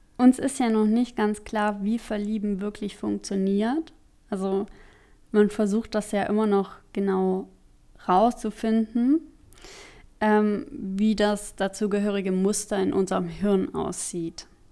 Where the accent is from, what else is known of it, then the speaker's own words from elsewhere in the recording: Germany; ich komme aus Deutschland